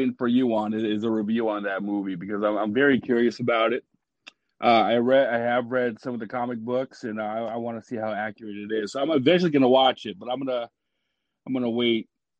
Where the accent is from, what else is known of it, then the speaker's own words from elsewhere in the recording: Washington, United States; I'm from Washington State, so I'm here with my kids, and I have a 2-year-old.